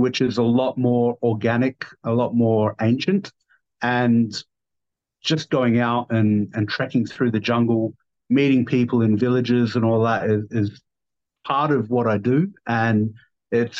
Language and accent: English; Adelaide, South Australia, Australia; accent: down under; moved away as an adult; now in Kuala Lumpur, Malaysia; originally born and raised in South Australia, Adelaide